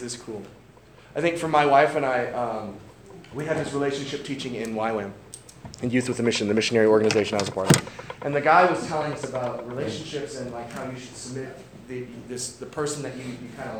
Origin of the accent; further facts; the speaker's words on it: St. Louis, Missouri, United States; I grew up in St. Louis.